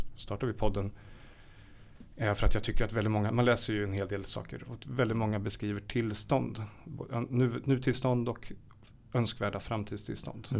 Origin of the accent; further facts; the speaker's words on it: Karlskoga, Örebro County, Sweden; jag är född i Karlskoga i Värmland. En väldigt speciell stad, vapenindustri.